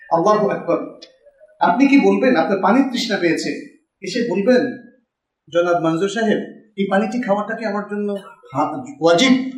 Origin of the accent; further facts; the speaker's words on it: Bogura District, Rajshahi Division, Bangladesh; আমার বাড়ি বগুড়া জেলায়